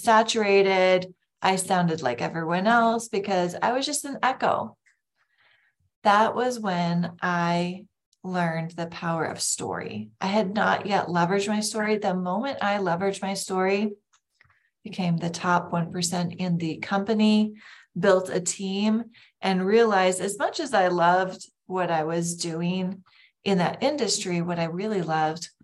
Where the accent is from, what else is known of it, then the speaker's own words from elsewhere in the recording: Lake Country, Minnesota, United States; I grew up in Lake Country in Minnesota.